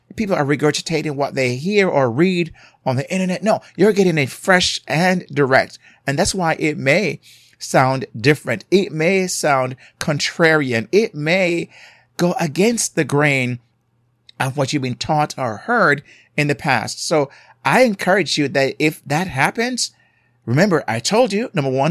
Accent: Jamaica; accent: Jamaican; I'm from a culture, as you may hear my accent from Jamaica

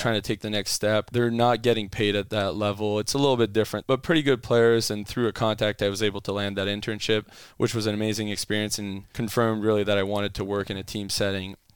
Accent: Ottawa, Ontario, Canada; first language French; English is a second language; moved away as an adult; also born or lived in Calgary, Alberta; now in United States; my undergrad was m, in my hometown in Ottawa in kinesiology

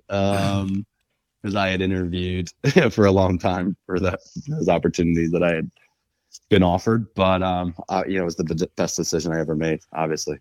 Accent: Philadelphia, Pennsylvania, United States; I grew up in Northeast Philadelphia

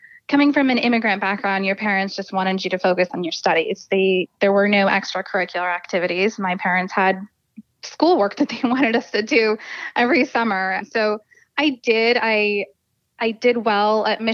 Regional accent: Fremont, California, United States; also born or lived in New Delhi, India / Pleasanton, California; I was raised in Fremont

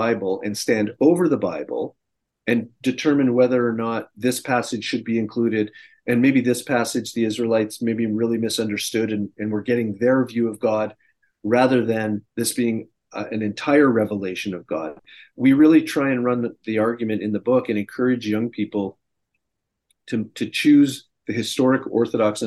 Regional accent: Canada; moved away as an adult; now in United States; I'm an expat, I'm a Canadian living in the United States, and I've been down here now for, I think, 18 years

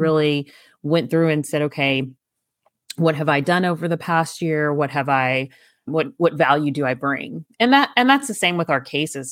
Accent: East Texas, United States; I grew up in East Texas

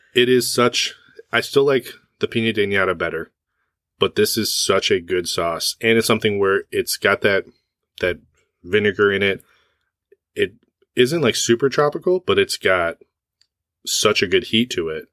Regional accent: West Michigan, United States; I was born in Michigan.

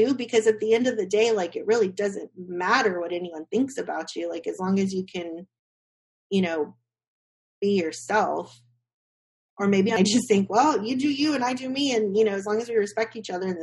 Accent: Austin, Texas, United States; growing up in Austin, keep Austin weird

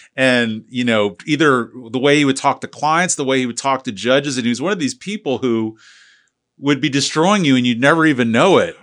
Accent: St. Petersburg, Florida, United States; I was from Saint Pete

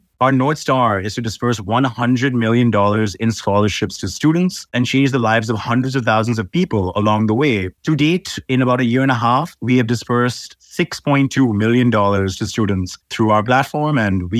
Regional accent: Dubai, United Arab Emirates; also born or lived in Iowa, United States; My parents are from Mumbai, India, but I was born here in Dubai, and Dubai is sort of home for me. Went to school in Dubai, basically grew up here, and then I went to America for university

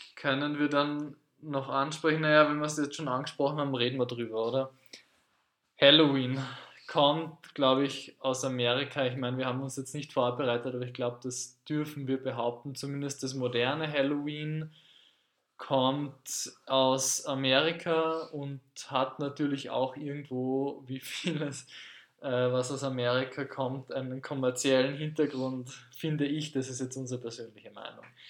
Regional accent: Carinthia, Austria; ich komme aus Kärnten

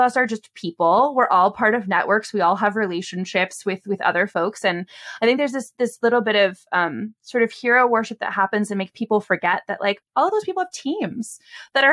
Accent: Bay Area, California, United States; I'm from the Bay Area. I sort of grew up in the broader tech sphere, and I wanted to be able to like someday be able to afford to live here again.

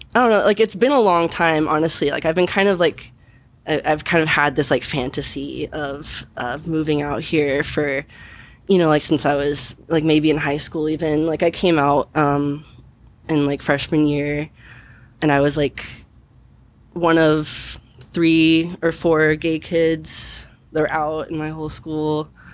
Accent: Kansas City, Missouri, United States; moved away as an adult; now in Portland, United States; I'm from Kansas City, so it's like it's like the big city kind

